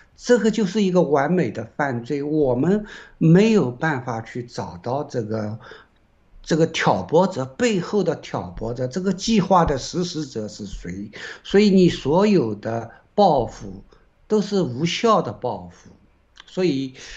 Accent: China; 因为首先我们是个中国人，我们是爱中国的

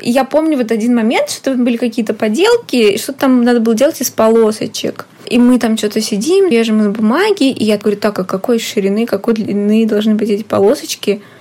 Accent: Tver, Tver Oblast, Russia; после того, как я приехала из Твери mm-hmm. учиться в университете

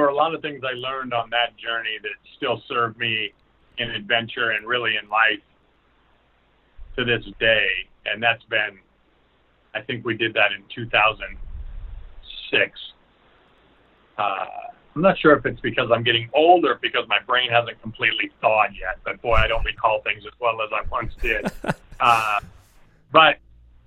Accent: Burlington, Iowa, United States; also born or lived in Mediapolis, Iowa; I grew up in Burlington and then ended up graduating from high school from Mediapolis

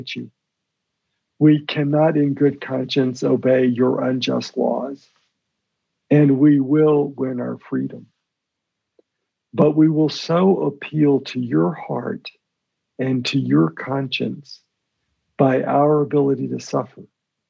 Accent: Birmingham, Alabama, United States; I was born in Birmingham, Alabama. I'm the son of Lebanese immigrants who came from Lebanon at the turn of the last century

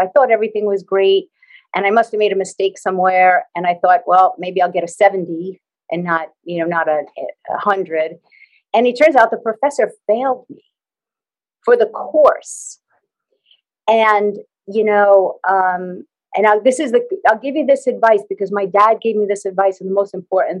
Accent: New York, United States; I'm in the U.S. and I'm from New York

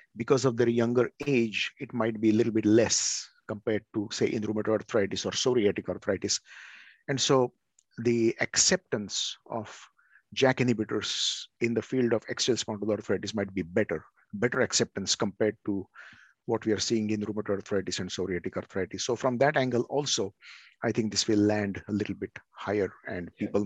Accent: India; now in Oregon, United States; I'm from India

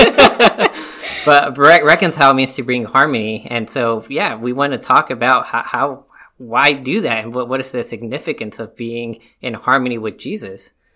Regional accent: Mexico; moved away; I am from Mexico. I'm Hispanic

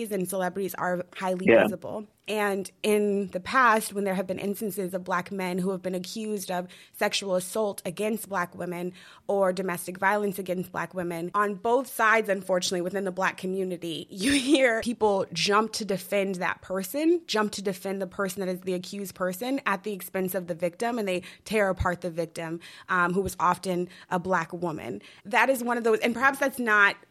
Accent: Denver, Colorado, United States; growing up in Denver, Colorado

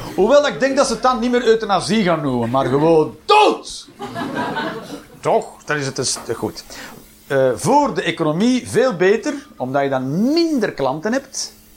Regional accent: Flanders, Belgium; zeggen we hier microgolf

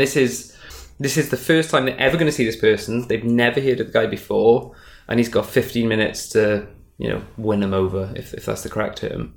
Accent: Wales, United Kingdom; Wales, which is where I'm from. I'm from Wales in the UK.

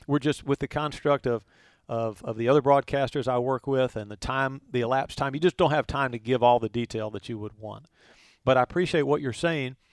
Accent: Chapel Hill, North Carolina, United States; I grew up in Chapel Hill

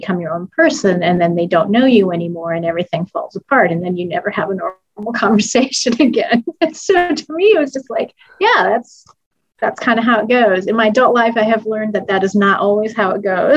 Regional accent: Marion, Iowa, United States; I grew up in Marion, skip up the road, small town

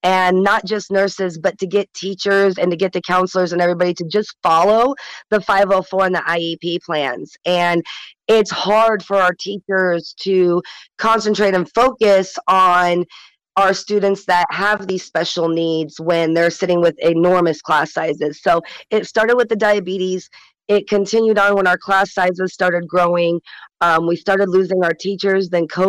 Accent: Michigan, United States; now in Alaska, United States; I've been in Alaska for 16 years. I'm not born and raised. I came from Michigan, but moved here 16 years ago, and let me tell you, I found a home.

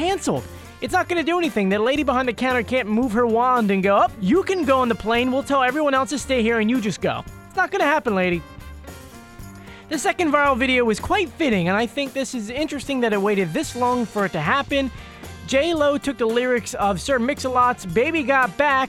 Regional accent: Philadelphia, Pennsylvania, United States; I'm not from Philadelphia, but I grew up in Philadelphia and went to school in Philadelphia

